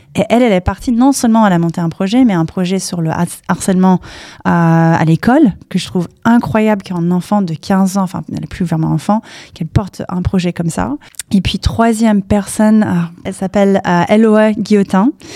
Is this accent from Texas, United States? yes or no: no; Palo Alto, California, United States; French is a second language; moved away as an adult; now in Paris, France; j'ai grandi aux US, j'ai grandi à Palo Alto